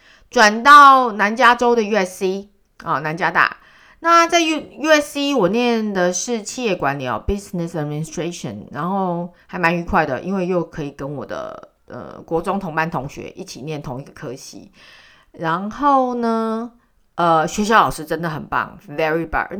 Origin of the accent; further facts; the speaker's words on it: Western Canada, Canada; 但是我那时候我是生长生在呃生长在呃西部。